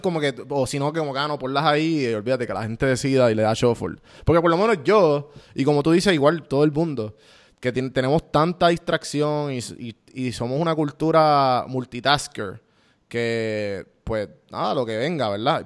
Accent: Puerto Rico; para mí como puertorriqueño

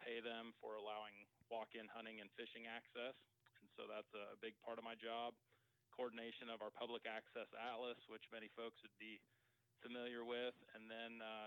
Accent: Lexington, Nebraska, United States; I grew up in Lexington, so didn't make it too far from home

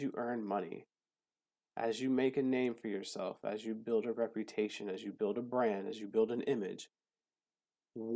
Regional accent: South Florida, United States; now in Hawaii, United States; I'm actually from South Florida

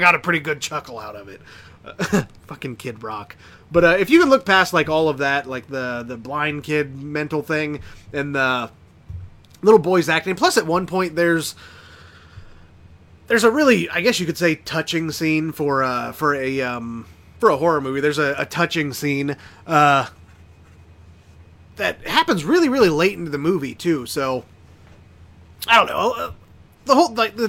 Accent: Indiana, United States; I grew up in Indiana, though, so I guess I could be classified as hillbilly

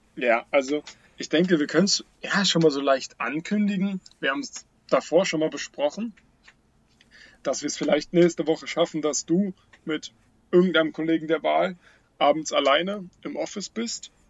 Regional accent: Teltow, Brandenburg, Germany; in Telto, wo ich aufgewachsen bin

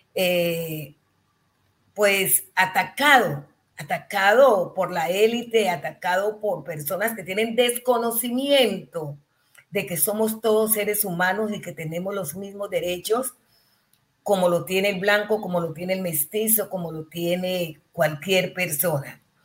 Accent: Colombia; somos colombianos y colombianas

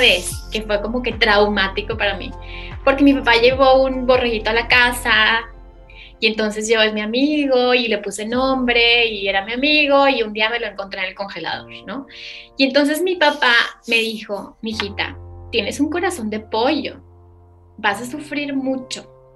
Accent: Saltillo, Coahuila, Mexico; yo nací en Saltillo

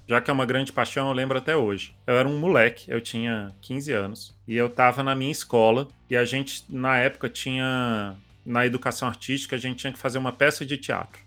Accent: Brasília, Federal District, Brazil; eu, como brasiliense

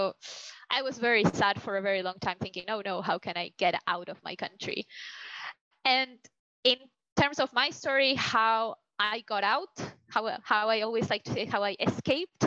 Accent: Argentina; moved away; I'm from Argentina, South America

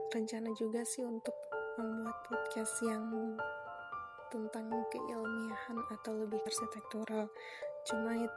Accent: Kebumen, Central Java, Indonesia; now in Surabaya, Indonesia; aku asli dari Kebumen kebetulan dari kuliah sampai sekarang di Surabaya

